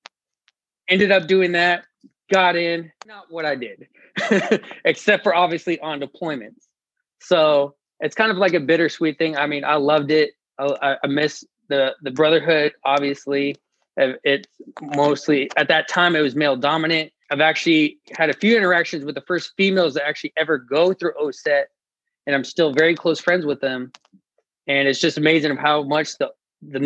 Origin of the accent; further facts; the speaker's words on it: Long Beach, California, United States; moved away as an adult; also born or lived in San Diego, California; now in Denton, United States; I'm originally born and raised in Long Beach, California